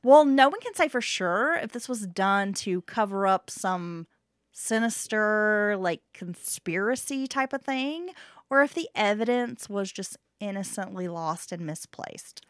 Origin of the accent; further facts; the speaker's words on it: Appalachia, United States; growing up in Appalachia